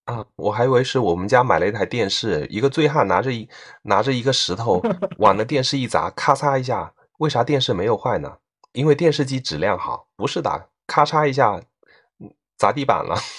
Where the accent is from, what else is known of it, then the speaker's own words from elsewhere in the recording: Fuzhou, Fujian, China; accent: Fuzhou dialect; 我们说的是福州话